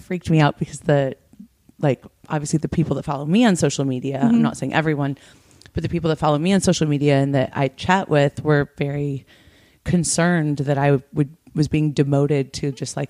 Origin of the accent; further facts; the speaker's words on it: Detroit, Michigan, United States; now in Los Angeles, United States; I'm from Detroit, but the Tigers didn't make it. And I live in Los Angeles.